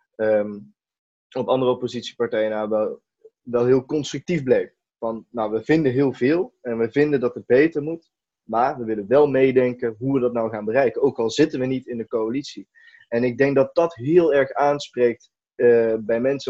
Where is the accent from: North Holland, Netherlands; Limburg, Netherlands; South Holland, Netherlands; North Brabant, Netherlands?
North Brabant, Netherlands; Eindhoven; Eindhoven, dus de regio waar, ik vandaan kom